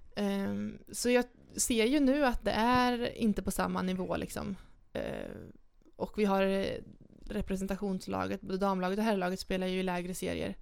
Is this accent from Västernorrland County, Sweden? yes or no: no; Arvika, Värmland, Sweden; moved away; hem till Arvika, där jag kommer ifrån